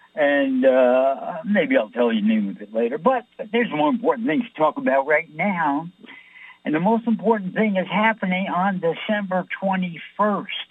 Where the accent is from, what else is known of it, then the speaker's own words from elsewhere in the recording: New York City, New York, United States; I'm from New York.